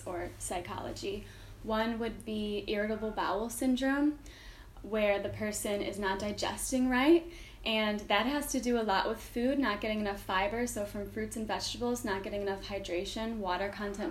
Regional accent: Chicago, Illinois, United States; moved away; I am from Chicago

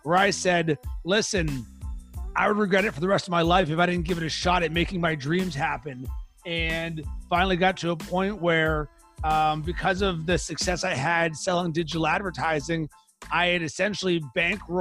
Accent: Pittsburgh, Pennsylvania, United States; moved away; I'm from Pittsburgh originally

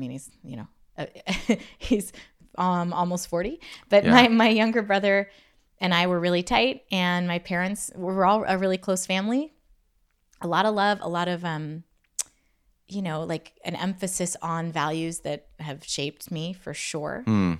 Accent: Pennsylvania, United States; I grew up in Pennsylvania, in Western Pennsylvania. I was born in Oil City, Pennsylvania.

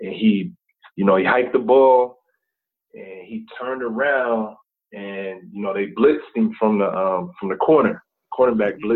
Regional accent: Akron, Ohio, United States; now in Atlanta, United States; I'm from Akron, Ohio. Also spent some time in some other cities in Ohio. But, for the most part, it's been Akron

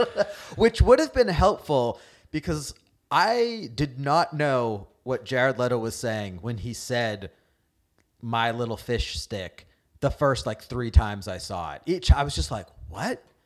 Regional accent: New England, United States; moved away; also born or lived in Indiana; growing up in New England.

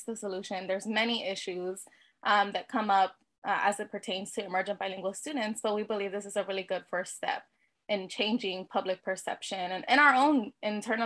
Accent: Texas, United States; my home state of Texas

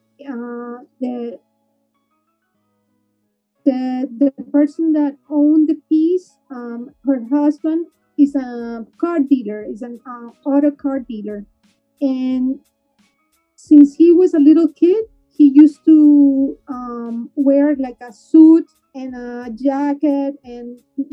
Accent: Peru; now in Miami, United States; I'm from Peru

